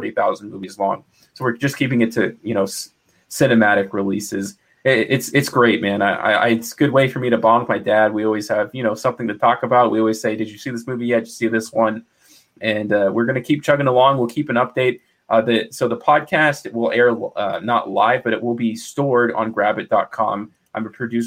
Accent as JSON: {"language": "English", "region": "Mississippi", "country": "United States", "tie": "born or raised there", "said": "I grew up in Mississippi"}